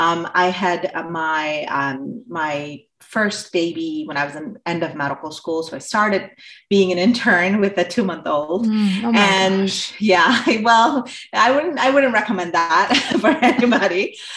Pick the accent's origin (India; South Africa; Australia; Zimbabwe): India; moved away as an adult; also born or lived in Southeast Asia; I grew up in Southeast Asia and I came here, at the start of my undergrad. And, I grew up in Southeast Asia. I'm originally from India.